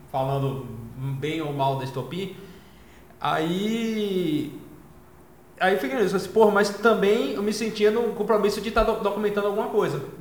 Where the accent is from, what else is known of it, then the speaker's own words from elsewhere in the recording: Salvador, Bahia, Brazil; eu sou de Salvador, tem um fanzine aqui